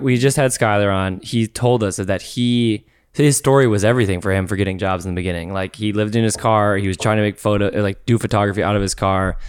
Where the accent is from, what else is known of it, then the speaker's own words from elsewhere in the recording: Minnesota, United States; moved away as an adult; When I moved out here from, uh, Minnesota